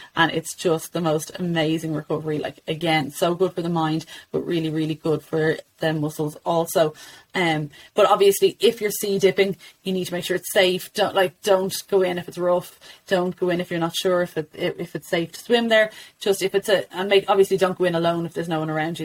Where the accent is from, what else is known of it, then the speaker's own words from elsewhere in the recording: Ireland; as Irish mums